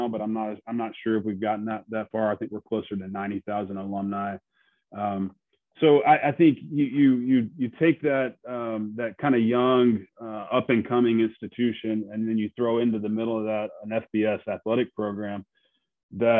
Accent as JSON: {"language": "English", "region": "Georgia", "country": "United States", "tie": "born or raised there", "also_born_or_lived": "Montgomery, Alabama", "moved": "as an adult", "lives_now": "Mobile, United States", "said": "I grew up in Georgia"}